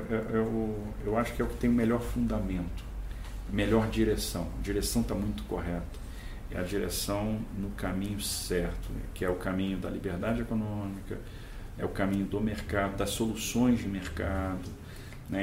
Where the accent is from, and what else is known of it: Brazil